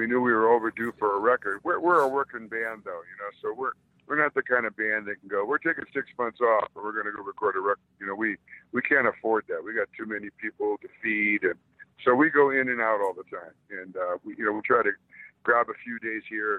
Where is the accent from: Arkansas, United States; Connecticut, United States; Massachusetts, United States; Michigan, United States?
Michigan, United States; Detroit; moved away; also born or lived in Oakland; I grew up in Detroit